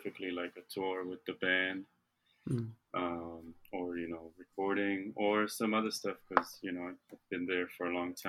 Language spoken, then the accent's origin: English; Israel; now in United States; I'm from Israel originally, and I'm here